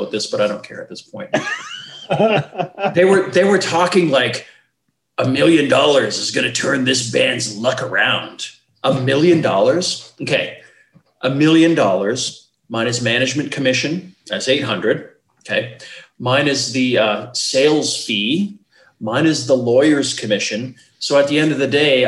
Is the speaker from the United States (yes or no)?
no; Canada; we're Canadian